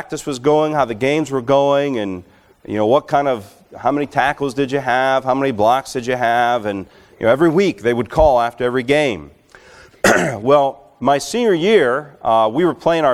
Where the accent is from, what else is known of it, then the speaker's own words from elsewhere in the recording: Alabama, United States; moved away; I grew up in Alabama